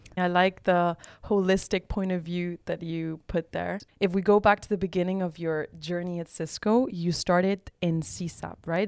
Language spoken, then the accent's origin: English; Barcelona, Catalonia, Spain; now in Amsterdam, Netherlands; I'm originally from Barcelona, Spain, and I'm currently living in Amsterdam